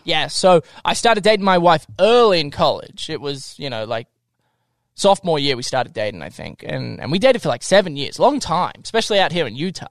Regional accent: Melbourne, Victoria, Australia; moved away as an adult; also born or lived in Tokyo, Japan; now in Salt Lake City, United States; I actually lived there for six years, and then I traveled to Tokyo, Japan. I lived there for six years. Then I went back to Melbourne Australia

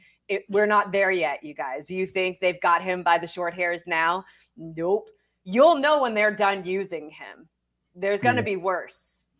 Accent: United States; as an American and a successful one

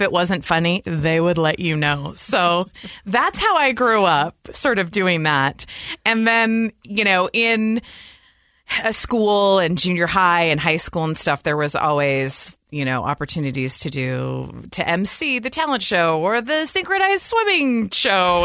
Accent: Lincoln, Nebraska, United States; moved away; also born or lived in Utah; we grew up in Lincoln, Nebraska, the Midwest

